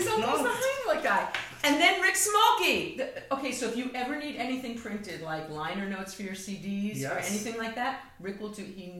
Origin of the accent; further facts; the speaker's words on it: New York City, New York, United States; I'm a New Yorker.